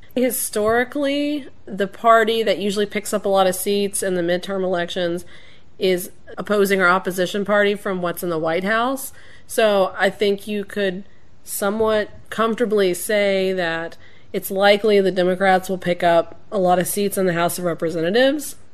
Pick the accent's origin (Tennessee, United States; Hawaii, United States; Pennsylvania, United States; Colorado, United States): Tennessee, United States; moved away as an adult; now in Washington, D.C., United States; my home state of Tennessee